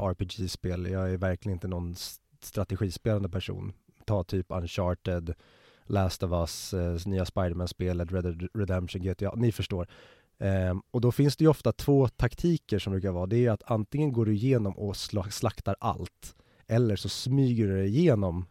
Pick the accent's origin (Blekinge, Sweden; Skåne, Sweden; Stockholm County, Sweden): Stockholm County, Sweden; Stockholm; du och jag är ju born and raised i Stockholm, alltså en kvart utanför tullarna.